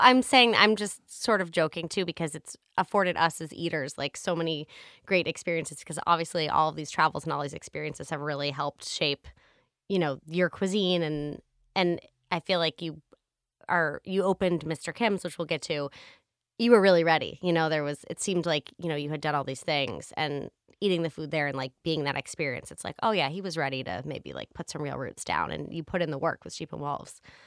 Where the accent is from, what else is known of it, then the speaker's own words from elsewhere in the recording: New Hampshire, United States; I grew up in New Hampshire